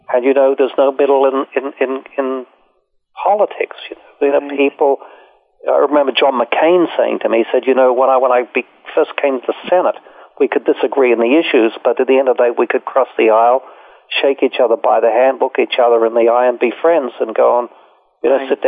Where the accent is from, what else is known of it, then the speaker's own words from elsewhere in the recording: Australia; moved away; I came here from Australia and I stayed and.